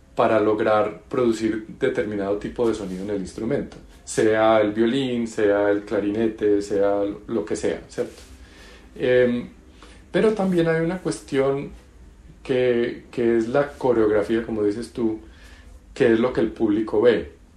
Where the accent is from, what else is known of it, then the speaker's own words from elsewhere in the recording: Colombia; yo soy colombiano